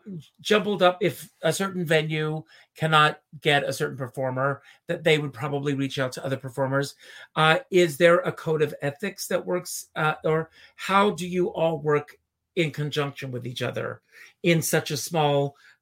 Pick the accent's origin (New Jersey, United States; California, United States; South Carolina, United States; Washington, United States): South Carolina, United States; Myrtle Beach; moved away; I grew up in Myrtle Beach, South Carolina, and I worked in an amusement park.